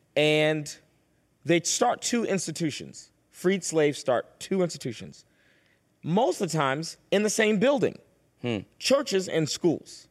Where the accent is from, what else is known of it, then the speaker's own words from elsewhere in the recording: Boston, Massachusetts, United States; I was born and raised in Boston